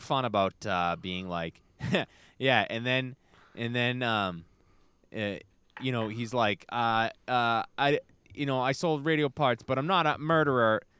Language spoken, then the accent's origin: English; Brockton, Massachusetts, United States; I grew up in Brockton